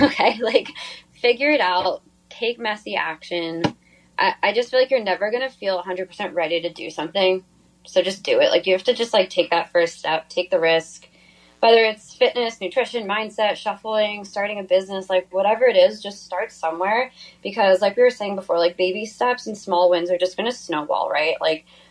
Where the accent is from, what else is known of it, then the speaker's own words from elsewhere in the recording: New York, United States; also born or lived in Virginia / Los Angeles; I grew up in New York.